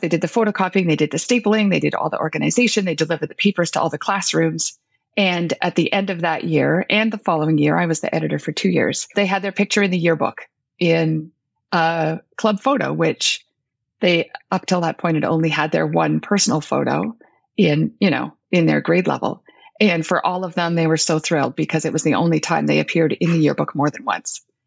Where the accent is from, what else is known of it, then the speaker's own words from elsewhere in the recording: Northern Ontario, Canada; I come from Northern Ontario